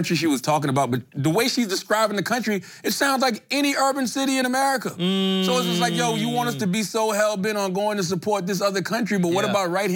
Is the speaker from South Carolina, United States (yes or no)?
yes; South Carolina, United States; I'm from South Carolina. I'm a black man from the South